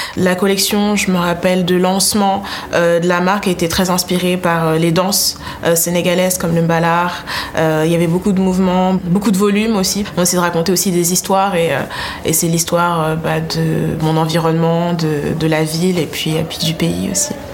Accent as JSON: {"language": "French", "country": "Côte d’Ivoire", "tie": "born or raised there", "moved": "yes", "lives_now": "France", "said": "j'ai grandi en Afrique, donc j'ai grandi en Côte d'Ivoire"}